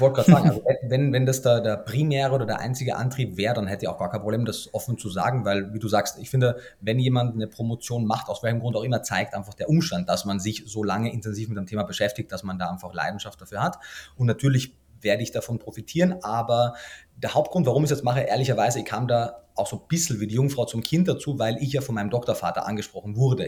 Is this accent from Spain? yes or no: no; Austria; moved away as an adult; also born or lived in Germany; wie man wahrscheinlich in den ersten Worten schon hört, bin ich gebürtiger Österreicher